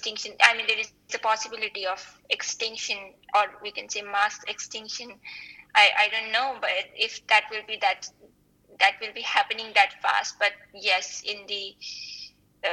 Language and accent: English; the mountains near the Himalayas, India; I am from India, and I'm from the mountains near the Himalayas